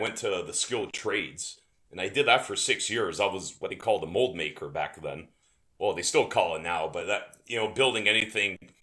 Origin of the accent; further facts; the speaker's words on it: Windsor, Ontario, Canada; also born or lived in Tecumseh, Ontario; I was born and raised in Windsor, Ontario in Canada.